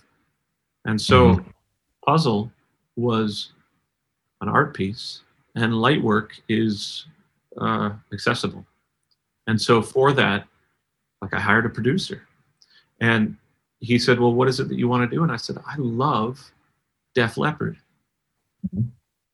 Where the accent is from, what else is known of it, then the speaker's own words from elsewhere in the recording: Canada; I'm Canadian